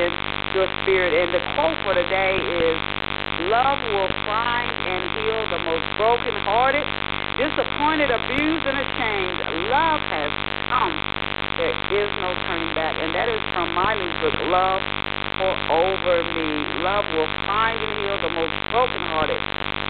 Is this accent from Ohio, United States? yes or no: yes; Ohio, United States; I was born in Ohio